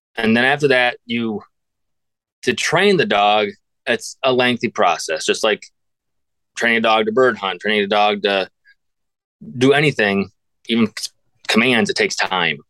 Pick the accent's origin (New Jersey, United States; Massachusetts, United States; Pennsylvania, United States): Pennsylvania, United States; Northwest; born and raised in Northwest Pennsylvania.